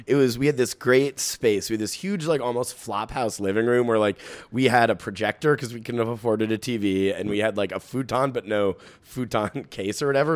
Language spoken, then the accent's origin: English; New York City, New York, United States; I'm, I'm a Bronx, um, native myself.